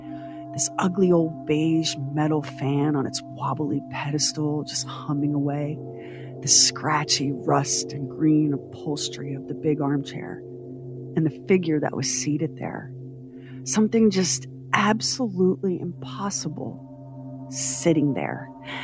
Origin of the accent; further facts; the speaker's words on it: Wyoming, United States; Growing up in Northwest Wyoming, we saw so many puzzling things in the night sky.